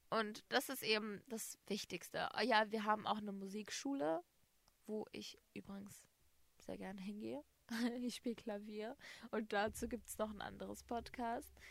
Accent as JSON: {"language": "German", "town": "Gladbeck", "region": "North Rhine-Westphalia", "country": "Germany", "said": "Und danach sage ich so, Gladbeck."}